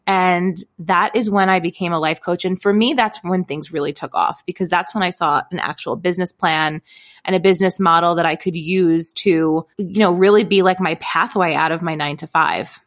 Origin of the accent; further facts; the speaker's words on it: Brooklyn, New York, United States; also born or lived in East Village, Manhattan; I grew up in Brooklyn, New York